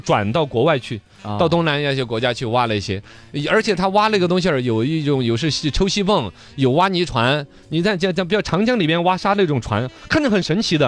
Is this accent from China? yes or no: yes; Weiyuan, Sichuan, China; moved away; 我们老家威远那边